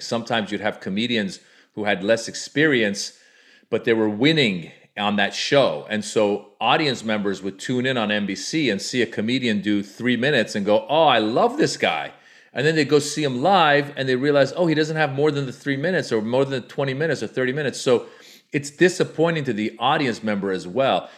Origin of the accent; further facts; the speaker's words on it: United States; as an Iranian American, I grew up in, in America